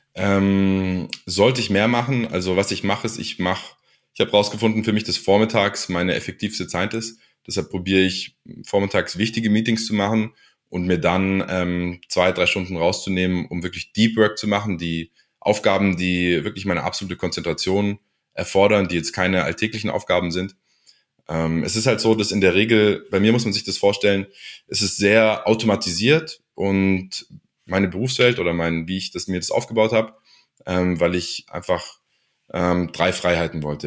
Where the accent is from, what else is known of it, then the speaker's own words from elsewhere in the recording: Ulm, Baden-Württemberg, Germany; also born or lived in United States; ich bin in, in Ulm geboren